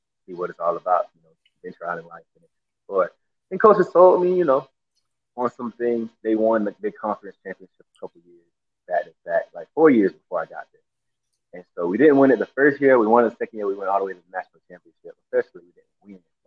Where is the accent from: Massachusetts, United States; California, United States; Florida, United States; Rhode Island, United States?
Florida, United States; Miami; also born or lived in Broward County; I grew up in Miami, Florida. Grew up in different areas, Chesity, Liberty City, and also Broward County